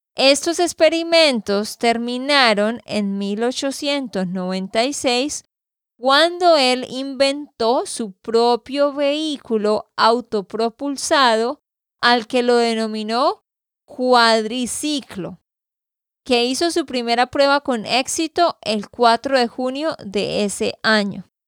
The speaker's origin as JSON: {"language": "Spanish", "region": "Santander", "country": "Colombia", "said": "de Santander, Colombia"}